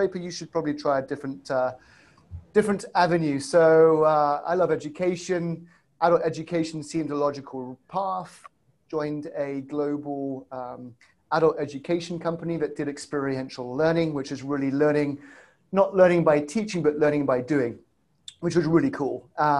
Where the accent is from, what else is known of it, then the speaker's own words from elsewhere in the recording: England, United Kingdom; accent: south side of Chicago, stroke UK; You might tell that my accent is south side of Chicago, stroke UK.